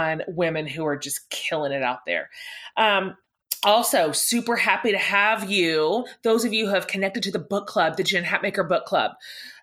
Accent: the South, United States; we're all from the South. We're all in the South.

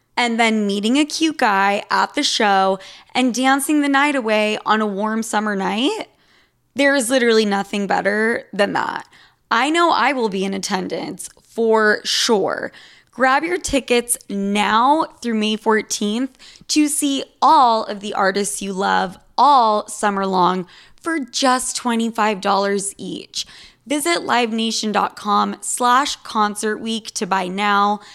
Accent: Utah, United States; I'm from Utah

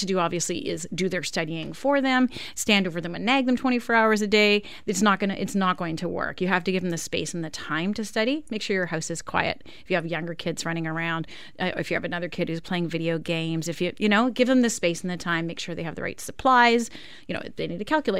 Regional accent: Winnipeg, Manitoba, Canada; moved away; I grew up in Winnipeg, so I didn't have grade 13

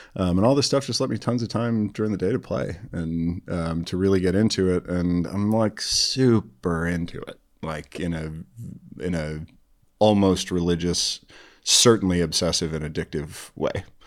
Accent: Chicago, Illinois, United States; now in Eugene, United States; I was born and raised in the North Shore, Chicago

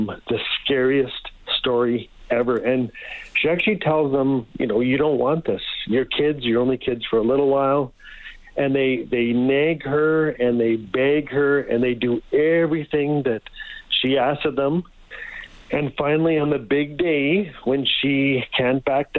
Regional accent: Fort Smith, Northwest Territories, Canada; now in Edmonton, Canada; I was raised in Fort Smith, Northwest Territories

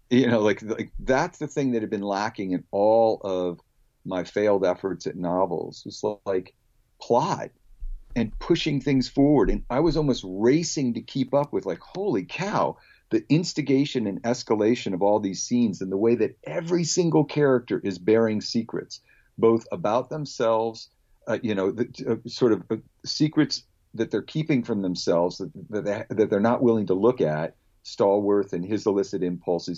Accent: Palo Alto, California, United States; I was a kid growing up in Palo Alto, California

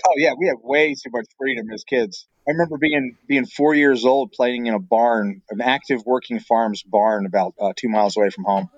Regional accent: Pennsylvania, United States; moved away as an adult; also born or lived in Brazil; now in Michigan, United States; As a kid growing up in Pennsylvania

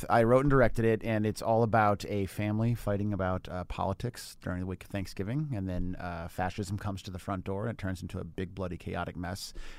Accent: Chicago, Illinois, United States; I'm from Chicago.

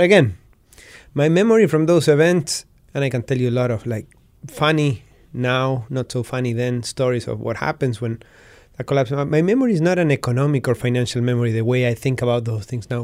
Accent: Patagonia, Argentina; born or raised there

